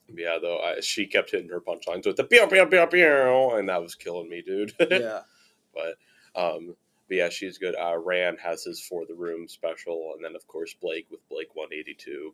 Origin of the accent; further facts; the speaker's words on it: Chicago, Illinois, United States; also born or lived in Virginia; now in Cincinnati, United States; I'm from Chicago